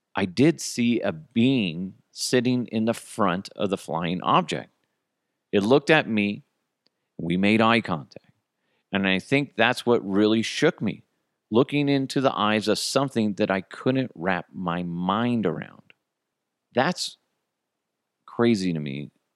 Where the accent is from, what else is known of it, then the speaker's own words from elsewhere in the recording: Broomfield, Colorado, United States; the house that I grew up in Broomfield